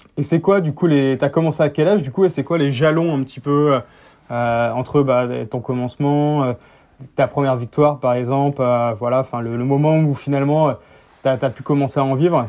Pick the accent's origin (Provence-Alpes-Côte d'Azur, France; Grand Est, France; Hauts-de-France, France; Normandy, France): Hauts-de-France, France; Picardy; je viens de Picardie